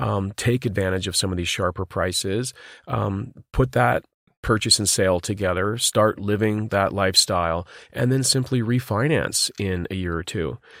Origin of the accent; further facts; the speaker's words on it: Vancouver, British Columbia, Canada; my hometown, Vancouver, British Columbia